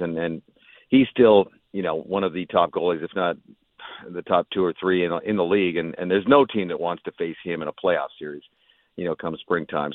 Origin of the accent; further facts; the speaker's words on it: Vancouver, British Columbia, Canada; now in Tampa, United States; I'm from Vancouver